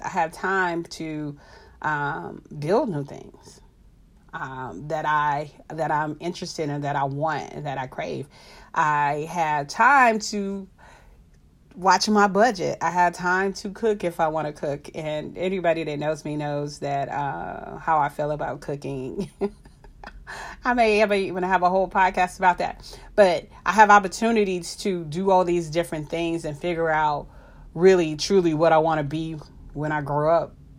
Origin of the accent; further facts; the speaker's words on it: Texas, United States; I'm from Texas